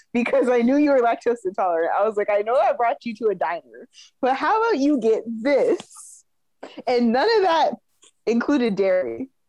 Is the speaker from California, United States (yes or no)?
yes; California, United States; I'm from California.